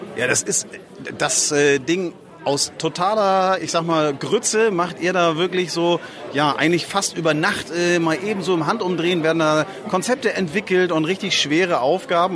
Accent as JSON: {"language": "German", "town": "Flensburg", "region": "Schleswig-Holstein", "country": "Germany", "tie": "born or raised there", "said": "unsere Heimatstadt Flensburg"}